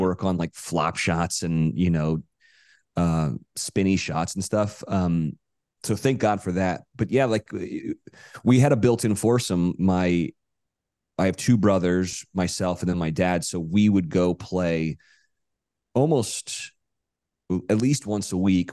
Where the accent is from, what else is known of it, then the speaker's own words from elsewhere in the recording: Monterey, California, United States; moved away as an adult; now in Los Angeles, United States; I grew up in Monterey, California